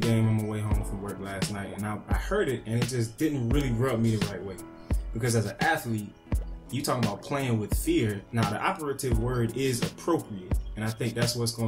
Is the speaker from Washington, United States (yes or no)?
no; Petersburg, Virginia, United States; also born or lived in Florida / Colonial Heights, Virginia; when I moved from Florida to Virginia, it was a different type of athlete. Like, I played in Colonial Heights first, and then I played in Petersburg